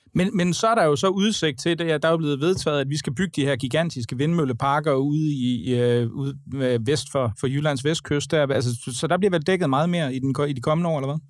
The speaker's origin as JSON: {"language": "Danish", "town": "Aarhus", "region": "Central Denmark Region", "country": "Denmark", "tie": "born or raised there", "said": "i min hjemby Aarhus"}